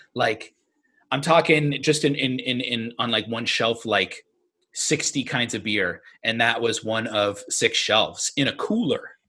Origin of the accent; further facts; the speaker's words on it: New England, United States; we are from New England